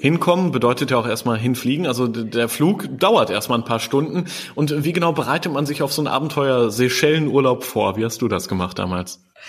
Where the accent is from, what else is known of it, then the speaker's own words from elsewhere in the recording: Germany; hier bei uns in Deutschland